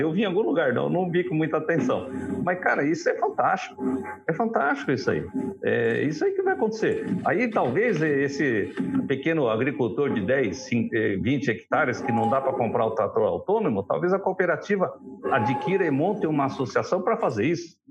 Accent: Assaí, Paraná, Brazil; Nós somos de açaí

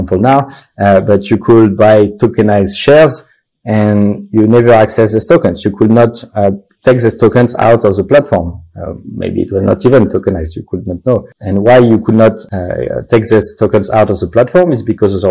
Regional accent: France; accent: French; English is a second language; I am French, as you can see with my terrible accent, but we are based in Luxembourg

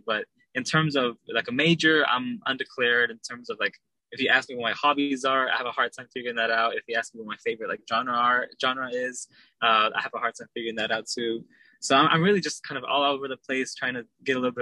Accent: Dallas, Texas, United States; also born or lived in Long Beach, California; I'm from Dallas, Texas. I was born in Long Beach, California

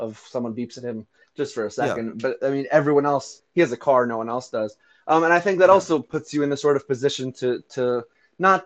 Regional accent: United States; I'm super American

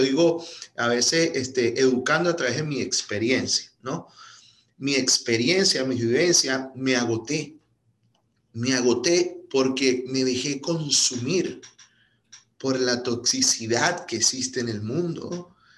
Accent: Venezuela; moved away as an adult; now in United States; Yo, yo, yo vengo de Venezuela, este, emigré hace, ya cumplo en septiembre seis años

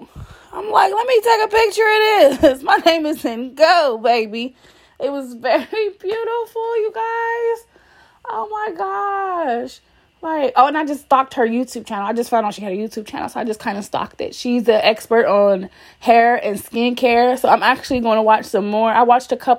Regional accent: Columbus, Ohio, United States; We are from Columbus, Ohio, the west side

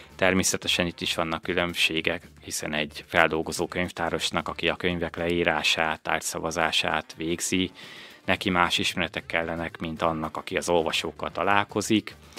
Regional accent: Újkígyós, Békés, Hungary; also born or lived in Szeged; én új kígyósi származású vagyok, viszont az mindig is fontosnak éreztem, hogy ne szakadjak el a, a, a szülőföldemtől

